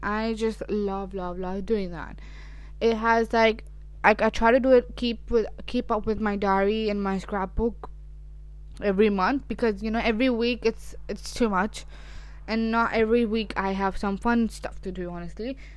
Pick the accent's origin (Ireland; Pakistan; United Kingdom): Pakistan; I am Pakistani